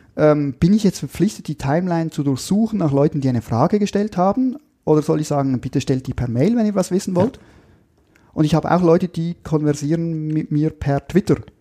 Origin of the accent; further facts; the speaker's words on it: Switzerland; Da habe ich als Schweizer den Vorteil, dass dadurch, dass wir nicht in der EU e sind